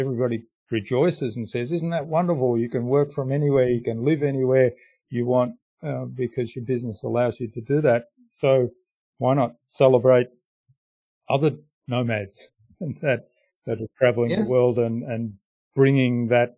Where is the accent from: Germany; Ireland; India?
Germany; now in Australia; I mean, I'm a migrant from Germany to Australia.